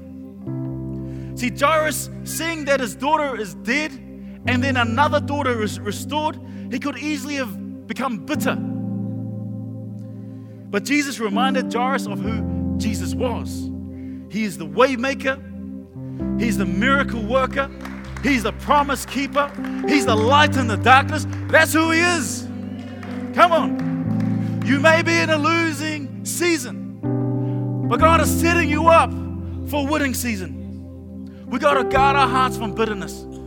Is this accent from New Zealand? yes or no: yes; Auckland, New Zealand; when I was growing up in Mangere